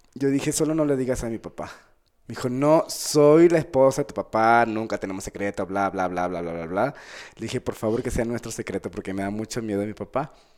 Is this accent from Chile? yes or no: no; Venezuela; also born or lived in Bogotá, Colombia; now in Mexico; yo soy nacido en Colombia, en Bogotá, Colombia, y me criaron en Venezuela